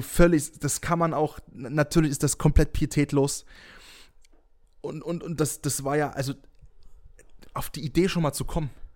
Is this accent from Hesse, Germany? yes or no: no; near Dresden, Saxony, Germany; ich bin in der Nähe von Dresden geboren und aufgewachsen